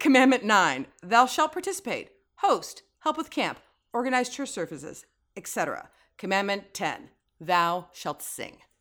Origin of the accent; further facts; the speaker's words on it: San Francisco, California, United States; moved away as an adult; also born or lived in Oakland, California; now in Los Angeles, United States; having been born and raised in the Bay Area.